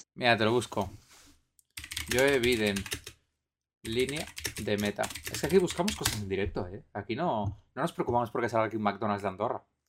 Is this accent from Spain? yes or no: yes; Spain; nosotros que somos españoles